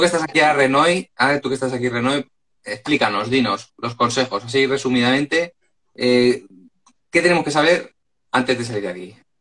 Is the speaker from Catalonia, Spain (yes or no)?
yes; Ripollet, Catalonia, Spain; en mi pueblo, en Ripollet